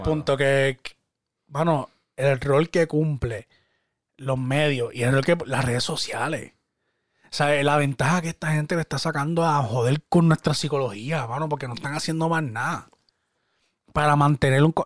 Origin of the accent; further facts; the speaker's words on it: Puerto Rico; yo soy boricua y yo soy boricua orgullosamente y yo hablo de mi país